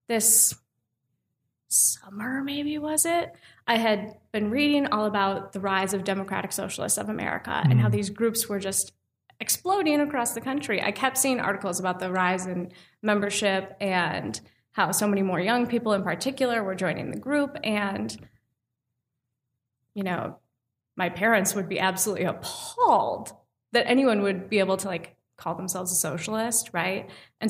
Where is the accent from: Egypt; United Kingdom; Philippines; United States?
United States; Minnesota; now in Milwaukee, United States; I'm from Minnesota